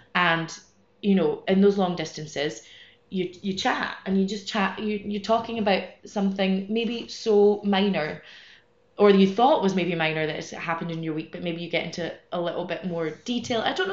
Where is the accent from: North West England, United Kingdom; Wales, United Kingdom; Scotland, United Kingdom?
Scotland, United Kingdom; moved away as an adult; now in Madrid, Spain; I'm from Scotland originally, but I've been living here in Madrid for about eight years, more or less.